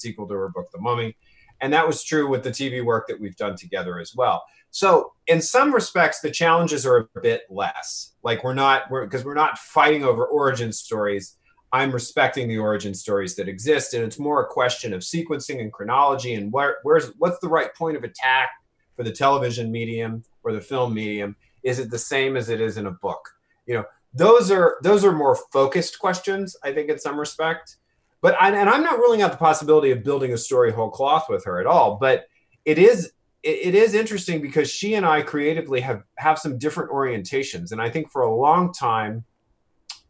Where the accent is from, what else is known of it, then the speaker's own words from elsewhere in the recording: New Orleans, Louisiana, United States; I grew up in New Orleans